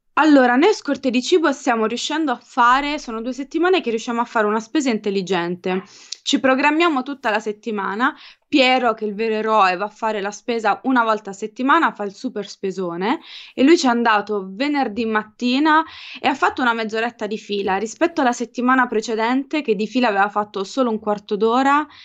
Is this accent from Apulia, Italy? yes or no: yes; Apulia, Italy; moved away as an adult; io da pugliese